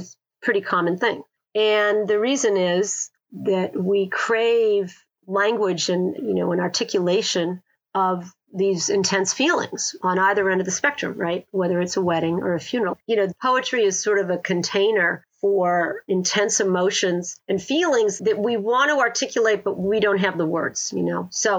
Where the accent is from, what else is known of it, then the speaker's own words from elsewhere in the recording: New England, United States; As if a river sort of pulls through time and all the places I've lived with my husband, because we're from New England originally.